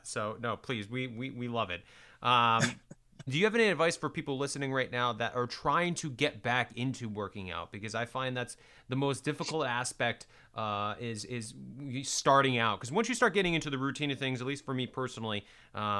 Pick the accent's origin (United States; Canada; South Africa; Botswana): United States; Warwick, Rhode Island; now in Los Angeles, United States; I live in Los Angeles now, but I'm originally from Warwick, Rhode Island